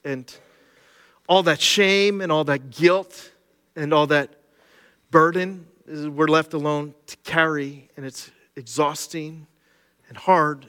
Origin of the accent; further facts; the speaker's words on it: Cressona, Pennsylvania, United States; I grew up in Schuylkill County, right here in Kersona.